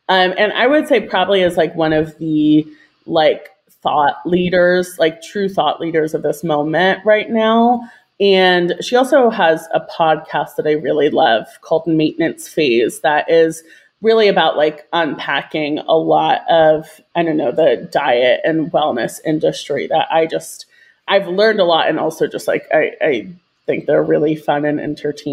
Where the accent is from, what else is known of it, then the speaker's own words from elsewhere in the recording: Virginia, United States; moved away as an adult; also born or lived in New York City, United States; I grew up in Virginia. I'm currently living in Richmond, Virginia